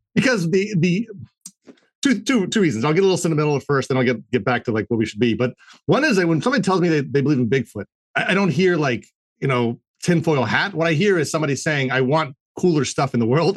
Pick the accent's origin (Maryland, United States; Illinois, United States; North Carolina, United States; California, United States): Maryland, United States; I'm from Maryland